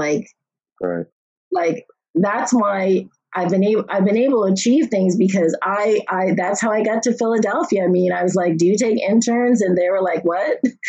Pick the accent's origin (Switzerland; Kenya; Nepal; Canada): Canada; Nova Scotia; Growing up in Nova Scotia was great in some ways, but I knew I wanted to see more of the world, if that makes sense.